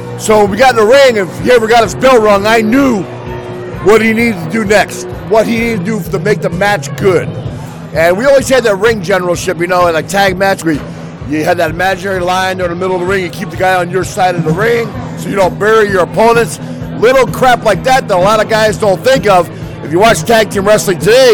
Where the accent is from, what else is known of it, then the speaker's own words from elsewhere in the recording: Philadelphia, Pennsylvania, United States; I spent a lot of time growing up in Philadelphia